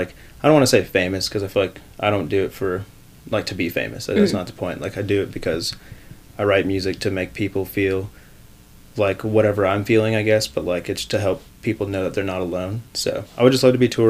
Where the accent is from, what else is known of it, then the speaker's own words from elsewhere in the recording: Aurora, Colorado, United States; now in Fort Collins, United States; I grew up in Aurora